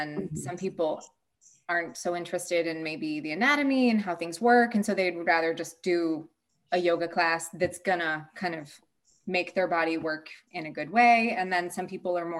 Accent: Massachusetts, United States; also born or lived in United Kingdom / Denmark; now in Sweden; I'm from Massachusetts and I live in Sweden

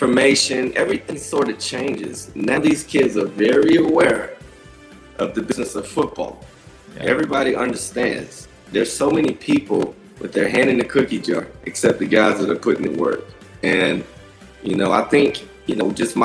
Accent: Folkston, Georgia, United States; moved away; I grew up in Folkston

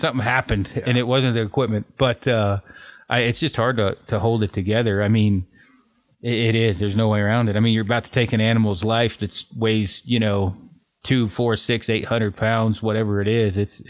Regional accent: Detroit, Oregon, United States; moved away; I'm from Detroit Lake originally, which is kind of right in the middle, not too far from Sisters.

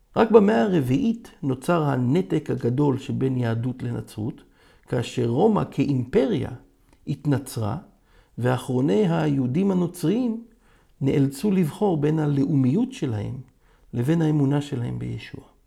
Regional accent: Israel; אני יהודי, ישראלי, דובר עברית

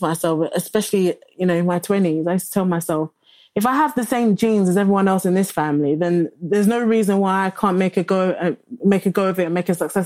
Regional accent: London, United Kingdom; also born or lived in Lagos, Nigeria; I grew up in Bexley Borough.

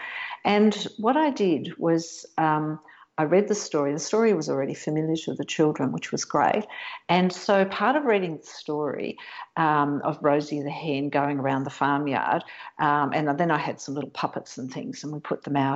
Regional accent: Western Australia, Australia; moved away; I went back to my hometown where I grew up on a farm in Western Australia

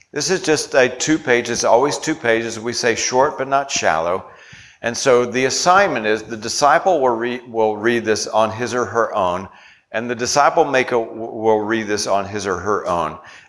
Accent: Virginia, United States; I grew up in Virginia. It's a Southern culture.

